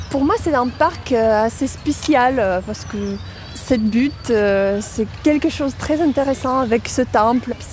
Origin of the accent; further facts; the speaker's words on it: Moscow, Russia; French is a second language; moved away as an adult; now in Paris, France; je suis russe, euh, je viens de Moscou. Euh, j'habite Paris depuis trois mois.